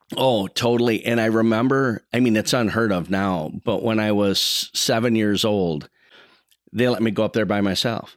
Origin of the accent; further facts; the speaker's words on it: Saint Paul, Minnesota, United States; I grew up right in Como Park. I grew up exactly, um, right in the middle between the park and the fair, right by Holy Childhood Church